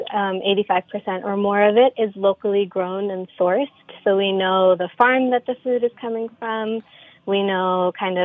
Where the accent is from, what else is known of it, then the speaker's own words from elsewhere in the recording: New York, United States; I was born and raised here in New York